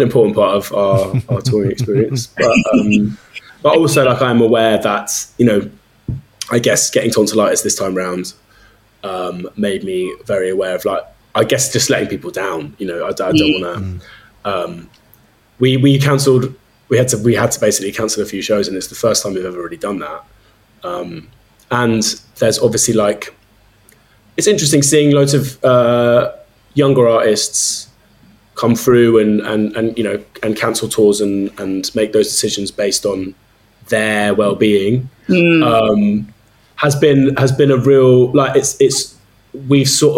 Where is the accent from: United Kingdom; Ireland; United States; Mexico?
United Kingdom; London; also born or lived in Leeds; I grew up in South London and have lived here all my life.